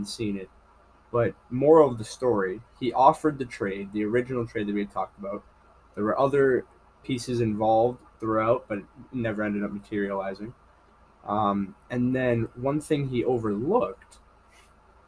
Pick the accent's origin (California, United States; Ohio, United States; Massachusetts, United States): Massachusetts, United States; Marblehead; born or raised there